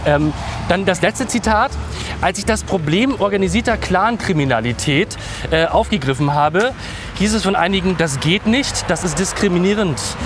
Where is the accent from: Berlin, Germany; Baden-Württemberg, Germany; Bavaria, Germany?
Berlin, Germany; also born or lived in Wilmersdorf, Berlin; Ich bin in Wilmersdorf tatsächlich zu, zu Welt gekommen und bin aber in Neukölln groß geworden